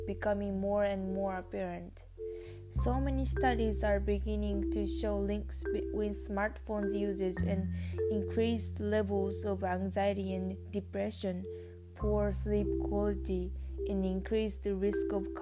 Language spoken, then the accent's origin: English; Japan; English is a second language; moved away as an adult; now in Canada; I am an exchange student from Japan.